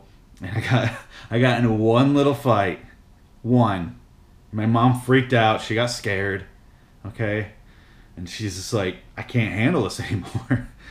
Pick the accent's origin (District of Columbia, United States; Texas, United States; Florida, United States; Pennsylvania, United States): Pennsylvania, United States; Philadelphia; But I was born and raised in West Philadelphia, as we all know.